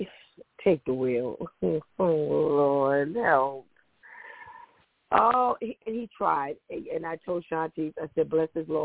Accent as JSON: {"language": "English", "country": "United States", "tie": "born or raised there", "said": "I am an American-born person"}